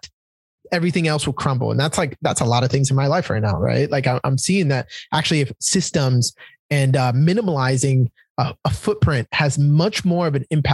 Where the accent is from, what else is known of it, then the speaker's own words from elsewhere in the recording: Dominican Republic; now in United States; I grew up in Dominican Republic with like a tin roof over my head